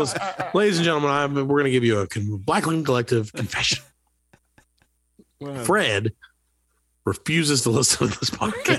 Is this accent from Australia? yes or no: yes; Australia; We're all Australian, mate.